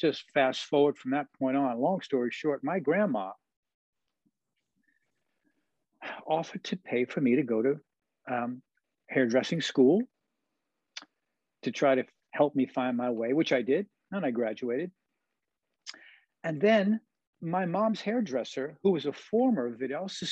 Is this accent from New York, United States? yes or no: yes; New York, United States; moved away; also born or lived in Long Island; as a young kid growing up in New York, Manhattan and Queens, and then moving to Long Island